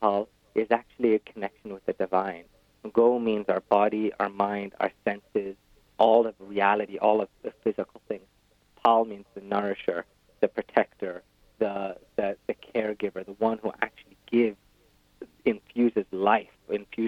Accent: West Bengal, India; I grew up in West Bengal, the most likely place in the world to be eaten by a tiger in India.

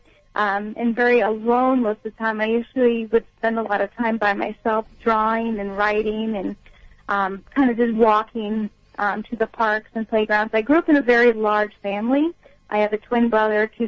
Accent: Long Beach, California, United States; now in East Coast, United States; I grew up in Long Beach, California

